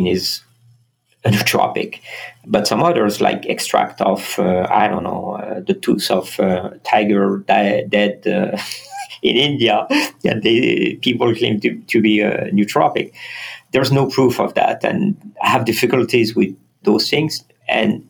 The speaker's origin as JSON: {"language": "English", "country": "France", "tie": "born or raised there", "also_born_or_lived": "Strasbourg / south of France", "moved": "yes", "said": "I was born in France"}